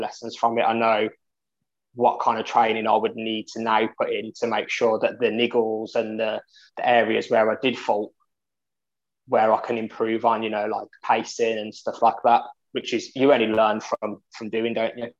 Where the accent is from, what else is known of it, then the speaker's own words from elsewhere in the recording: Birmingham, West Midlands, United Kingdom; I come from Birmingham, England